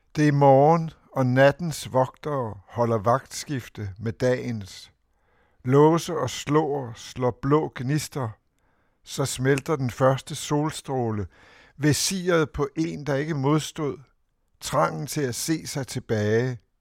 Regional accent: Copenhagen, Capital Region of Denmark, Denmark; København husker jeg som noget mørkt og modbydeligt og, og larmende

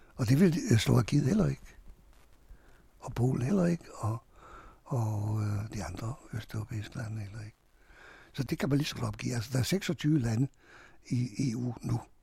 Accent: Hungary; now in Denmark; jeg flygtede fra Ungarn

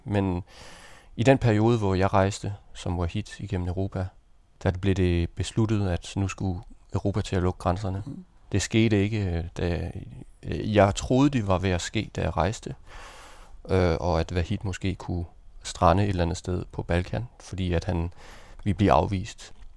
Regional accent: Denmark; jeg var dansker

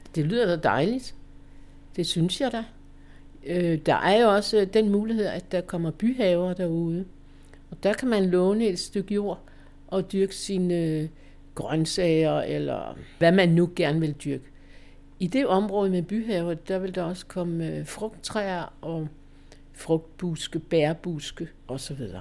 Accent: Holstebro, Central Denmark Region, Denmark; also born or lived in Valby; now in Hedehusene, Denmark; min hjemmeegn, hvor jeg kommer fra Holstebro-kanten

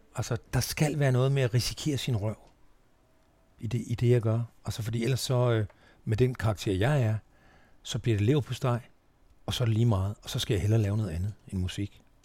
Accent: Tønder, Southern Denmark, Denmark; moved away; also born or lived in Sønderborg / Nørrebro, Copenhagen / Nyborg / Langeland; Tønder, min ungdomsby

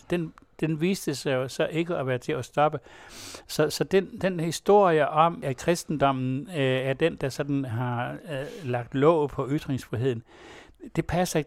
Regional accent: West Jutland, Central Denmark Region, Denmark; jeg kommer også selv fra Vestjylland

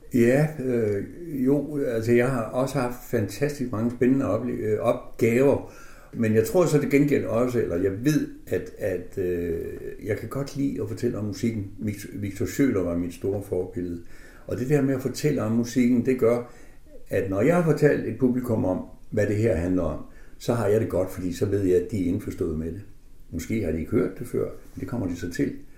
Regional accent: Aså, North Denmark Region, Denmark; jeg er født i Aso, som ligger mellem Tæby og Hals

